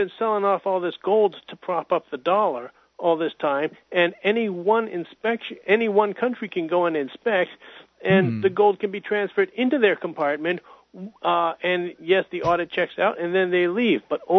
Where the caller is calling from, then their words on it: Hudson, New Hampshire, United States; from Hudson, New Hampshire.